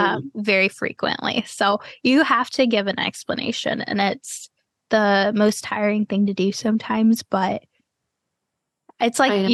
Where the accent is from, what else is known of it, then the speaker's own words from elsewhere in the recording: Florida, United States; also born or lived in Cleveland / Texas; Like, I was born in Cleveland, and then I spent a few years in Texas, and then I've spent the rest of my life in Florida.